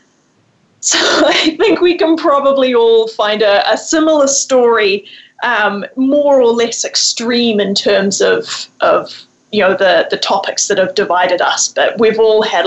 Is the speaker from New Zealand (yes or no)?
yes; New Zealand; I grew up in New Zealand, and so I come from a Kiwi family of four